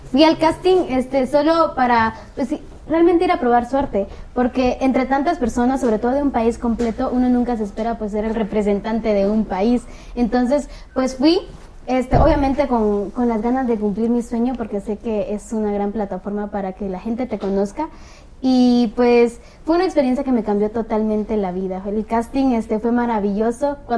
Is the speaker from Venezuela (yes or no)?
no; Guatemala City, Guatemala Department, Guatemala; De la ciudad.